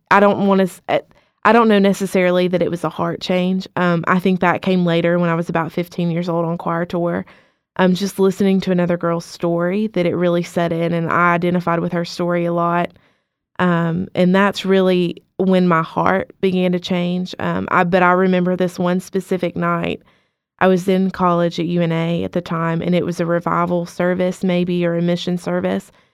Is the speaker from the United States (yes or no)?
yes; Cullman, Alabama, United States; also born or lived in Muscle Shoals, Alabama; I am from Coleman, Alabama.